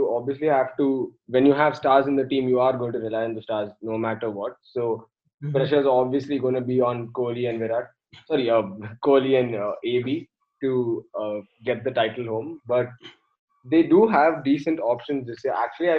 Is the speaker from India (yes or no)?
yes; Bangalore, Karnataka, India; I'm from Bangalore